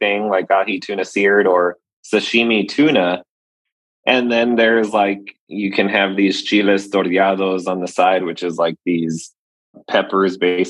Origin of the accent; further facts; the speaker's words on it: Laredo, Texas, United States; growing up in Laredo, Texas